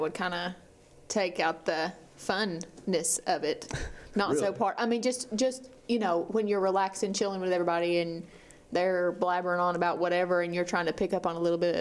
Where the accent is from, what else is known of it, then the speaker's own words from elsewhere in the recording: United States; growing up in America, I'm white.